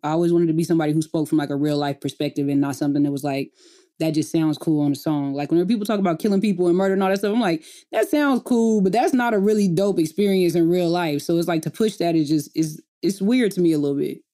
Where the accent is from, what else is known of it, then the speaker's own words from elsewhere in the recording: Enid, Oklahoma, United States; moved away as an adult; I grew up in a small town called Enid, Oklahoma.